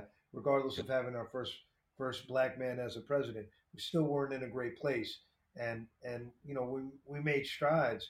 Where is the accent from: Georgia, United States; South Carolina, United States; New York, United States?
New York, United States; I'm from New York